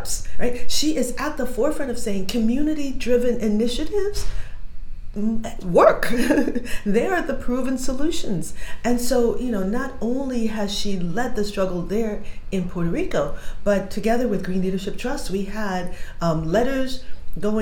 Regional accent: Liberia; I'm from Liberia

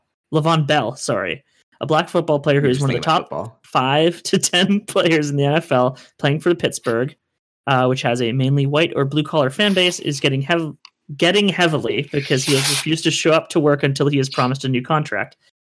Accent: India; as an Indian man

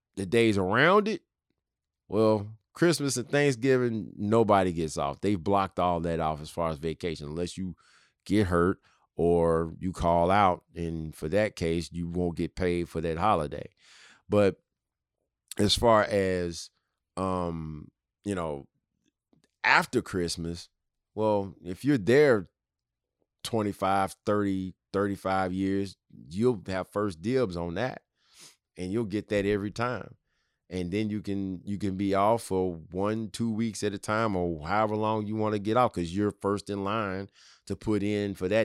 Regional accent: Tennessee, United States; my home state of Tennessee

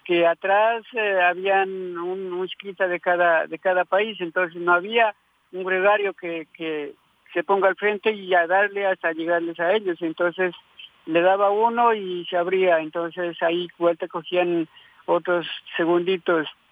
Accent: Tulcán, Carchi, Ecuador; de mi tierra en Tulcán

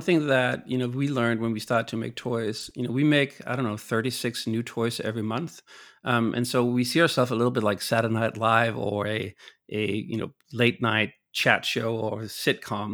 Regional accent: Copenhagen, Capital Region of Denmark, Denmark; moved away; I'm from Copenhagen

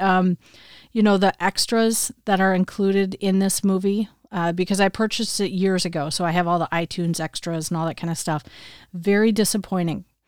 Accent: Michigan, United States; now in Wisconsin, United States; growing up in the Midwest my whole life, I would say when I was younger and living in Michigan, we always had snow at Christmas

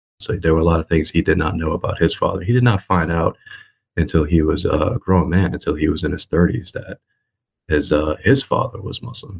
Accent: New York City, New York, United States; moved away as an adult; now in Portland, United States; So I grew up in Brooklyn. I grew up in Brooklyn at Flatbush, which was a predominantly West Indian community. At the time, it still is, predominantly Caribbean, predominantly Jamaican and Haitian. A lot of Guyanese, like my father

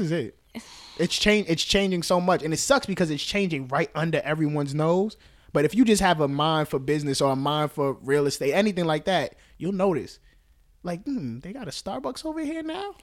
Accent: New York City, New York, United States; Bronx, born and raised

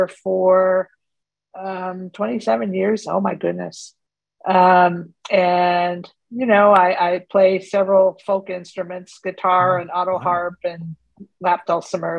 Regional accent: Waukegan, Illinois, United States; also born or lived in Cleveland, Ohio / Pittsburgh / Western New York / New York City; now in Charlotte, United States; I was born in Cleveland, Ohio, and grew up in Waukegan, Illinois

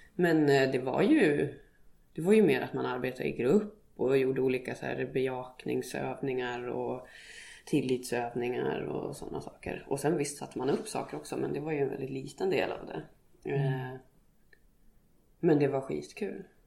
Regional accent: Skärplinge, Uppsala County, Sweden; moved away as an adult; jag är uppväxt i Skärplinge mm. som är ett litet samhälle som ligger fyra och en halv mil söder om Gävle.

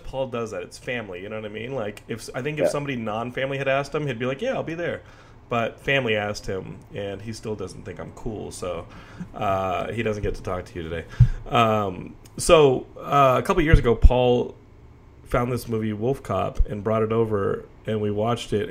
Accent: United States; as an American

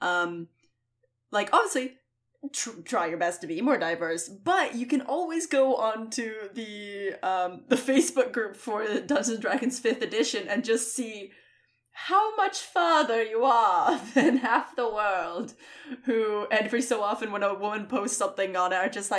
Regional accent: Scotland, United Kingdom; I'm a Scottish asshole

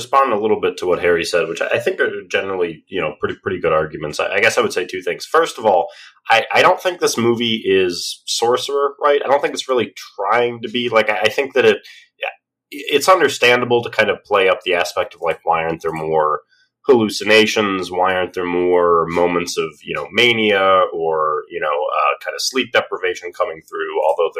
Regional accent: Australia; I'm the Australian.

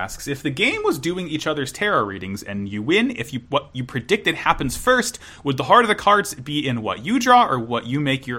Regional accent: United States; I'm American.

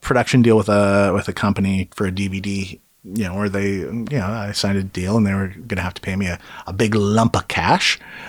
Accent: Kelowna, British Columbia, Canada; born or raised there; moved away

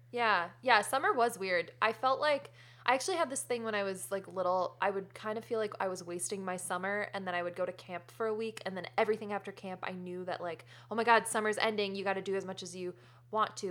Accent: Connecticut, United States; now in California, United States; I grew up in New England

